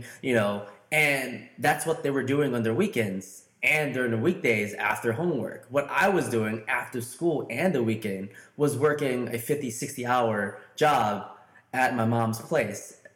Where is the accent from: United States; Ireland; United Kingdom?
United States; St. Louis, Missouri; I'm from St. Louis, Missouri